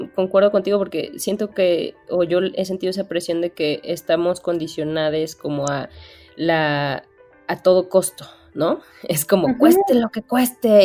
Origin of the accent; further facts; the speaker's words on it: Bajío, Mexico; yo soy del Bajío